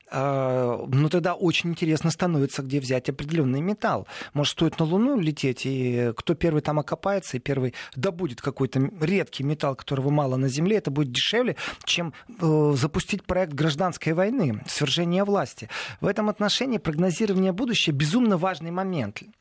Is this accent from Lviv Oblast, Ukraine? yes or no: yes; Lviv, Lviv Oblast, Ukraine; бежал мой родной город Львов